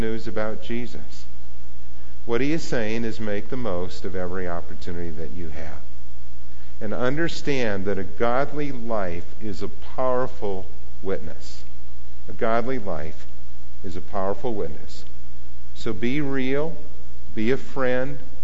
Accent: Argyle, Minnesota, United States; where I grew up in Argyle, Minnesota

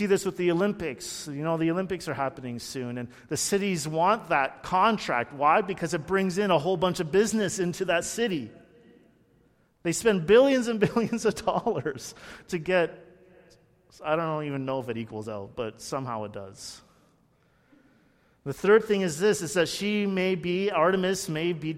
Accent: Burlington, Ontario, Canada; I grew up in Burlington, very close to Hamilton

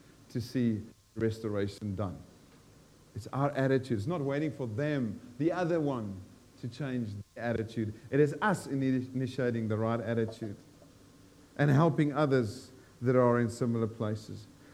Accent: South Africa; moved away as an adult; I'm South African, I've lived here 42 years

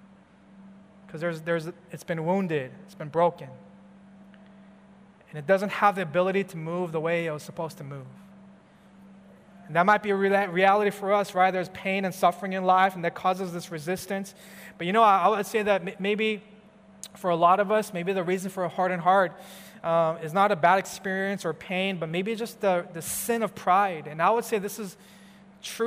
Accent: California, United States; I'm from California, where we have the sun every day, every month, throughout the whole year, kind of different from Chicago

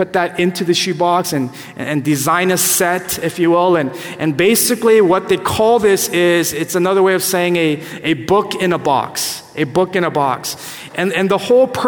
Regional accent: California, United States; growing up in California

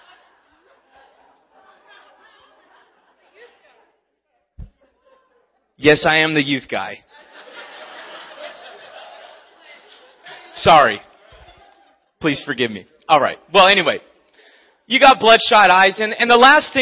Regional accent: Maui, Hawaii, United States; moved away; I'm from Maui.

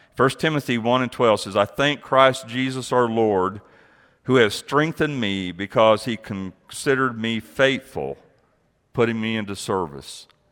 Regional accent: Amarillo, Texas, United States; also born or lived in Abilene, Texas; I grew up in Amarillo

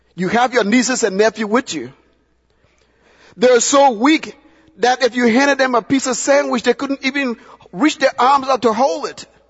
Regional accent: Liberia; now in United States; my home country, Liberia

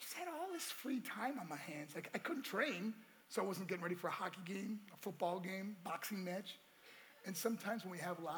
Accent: New York, United States; also born or lived in Colorado; my hometown right in New York

